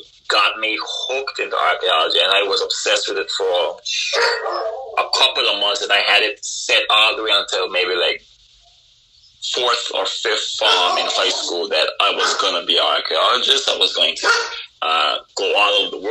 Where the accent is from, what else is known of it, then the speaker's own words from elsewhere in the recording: Anguilla; moved away as an adult; also born or lived in Boston; I was born and raised in Anguilla with the people of Anguilla